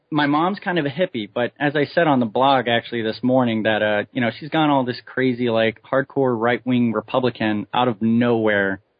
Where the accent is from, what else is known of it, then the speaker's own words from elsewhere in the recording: Hawaii, United States; born there; also born or lived in all over the US; I come from a, a Marine Corps family. Uh, I've lived all over the country. I was born in Hawaii.